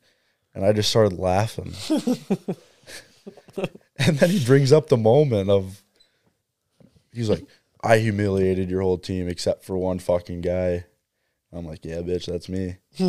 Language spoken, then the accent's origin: English; Stoughton, United States; He goes, where are you from? I said, Stoughton.